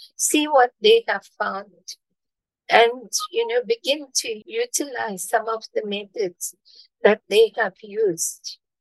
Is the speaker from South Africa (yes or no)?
yes; Durban, KwaZulu-Natal, South Africa; I am from South Africa, I was born in Durban, South Africa, and I live here.